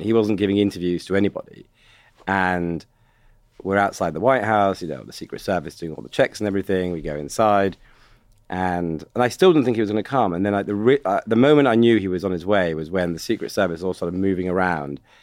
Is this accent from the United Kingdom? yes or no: yes; United Kingdom; accent: British; I'm a British guy, foreign